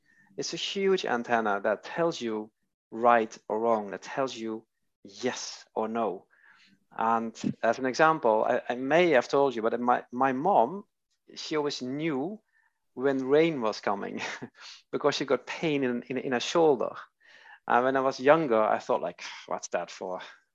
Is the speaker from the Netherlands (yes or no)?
yes; Netherlands; now in Sweden; I'm Dutch. I'm from Holland, and I'm living in Sweden.